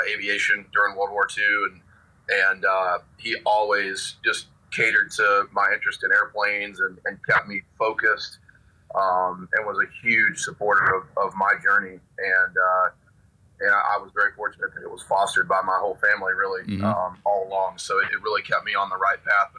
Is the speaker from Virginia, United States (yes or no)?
yes; Abingdon, Virginia, United States; now in Las Vegas, United States; I'm originally from Abingdon, Virginia. Which is a place not very many people have heard of. I grew up in kind of small town USA